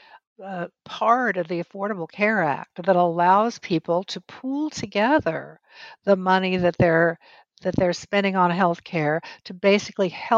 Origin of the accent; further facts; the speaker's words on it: New Mexico, United States; I'm originally from the Southwest. I was born and raised in New Mexico.